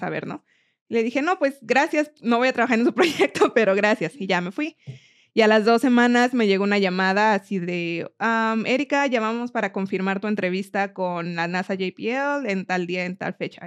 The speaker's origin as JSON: {"language": "Spanish", "region": "Mexico City", "country": "Mexico", "tie": "born or raised there", "also_born_or_lived": "Miami", "moved": "as an adult", "lives_now": "Colorado, United States", "said": "nací en Miami, pero solamente estuve ahí un año y de ahí me fui a la Ciudad de México, donde crecí."}